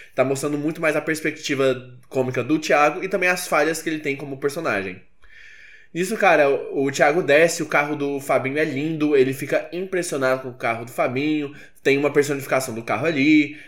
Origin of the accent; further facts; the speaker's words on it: Goiânia, Goiás, Brazil; eu sou de Goiânia